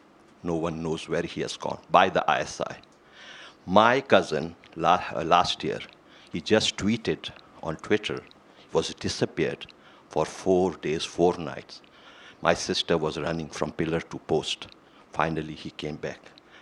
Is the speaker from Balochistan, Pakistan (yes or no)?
yes; Balochistan, Pakistan; now in United States; I'm a freelance journalist. I'm an American, originally from Pakistan-occupied Balochistan.